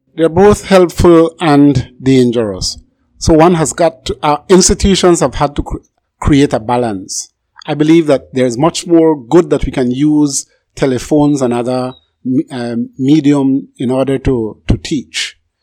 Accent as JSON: {"language": "English", "town": "Barranco", "region": "Toledo District", "country": "Belize", "tie": "born or raised there", "moved": "yes", "said": "I was born in Barranco Village, and I visited almost every year"}